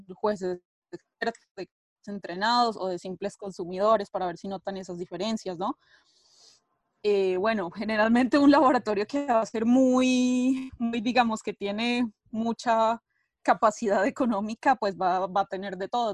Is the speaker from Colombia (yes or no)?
yes; Colombia; now in Italy; soy de Colombia, eh, vivo en Italia hace ya bastante tiempo